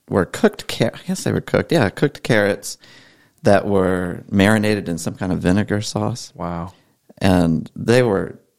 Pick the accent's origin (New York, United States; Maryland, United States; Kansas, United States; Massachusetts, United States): Maryland, United States; moved away; also born or lived in Georgia; I grew up in Maryland